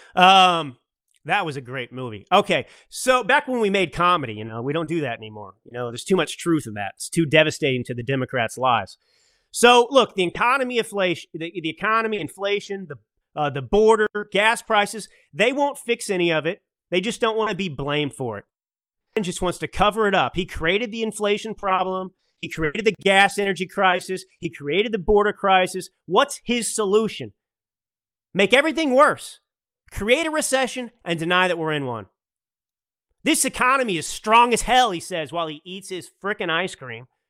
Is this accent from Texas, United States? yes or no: yes; Dallas, Texas, United States; I grew up in Dallas